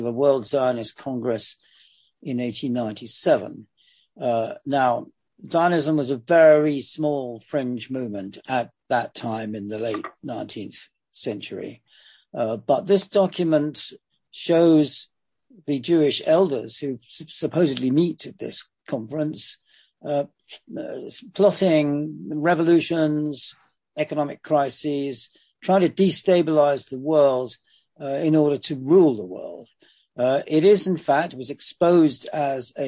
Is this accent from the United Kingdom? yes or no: yes; London, United Kingdom; I grew up in London, on the eastern edges of London